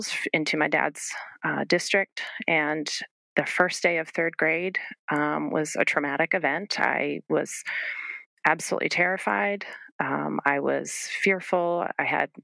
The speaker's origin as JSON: {"language": "English", "region": "New England", "country": "United States", "tie": "born or raised there", "said": "I grew up in New England with my brother"}